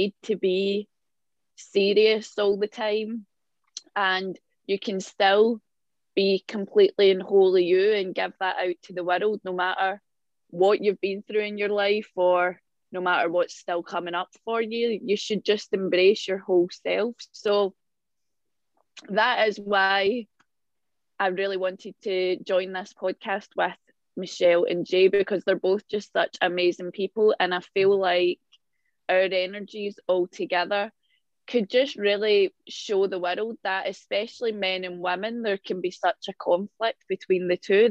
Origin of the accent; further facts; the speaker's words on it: Glasgow, Scotland, United Kingdom; I'm from Glasgow in Scotland